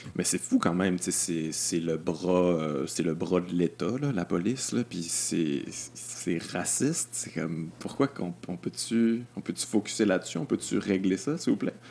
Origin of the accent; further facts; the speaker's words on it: Quebec City, Quebec, Canada; je viens de Québec